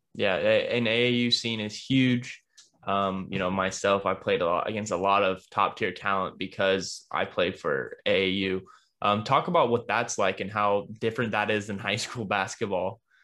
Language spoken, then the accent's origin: English; Dallas, Texas, United States; growing up in Dallas